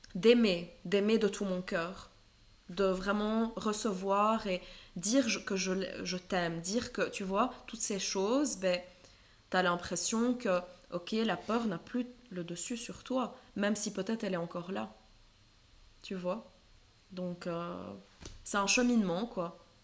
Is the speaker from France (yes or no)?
no; Lebanon; moved away; j'ai grandi au Liban